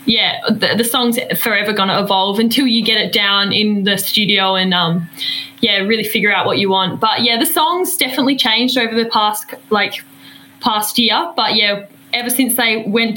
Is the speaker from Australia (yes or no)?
yes; Denmark, Western Australia, Australia; moved away; down south in Denmark, my hometown and Tamika's hometown